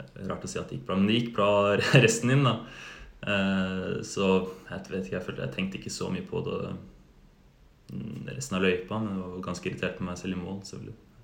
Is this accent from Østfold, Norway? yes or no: no; Oslo, Norway; moved away as an adult; now in Uppsala, Sweden; jeg flyttet fra Oslo